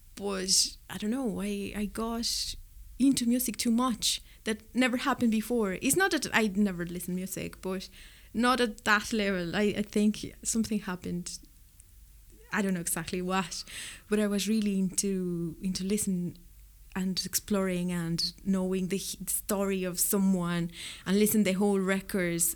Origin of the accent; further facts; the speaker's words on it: Mexico City, Mexico; English is a second language; moved away as an adult; also born or lived in Spain; now in Cork, Ireland; I'm from Mexico City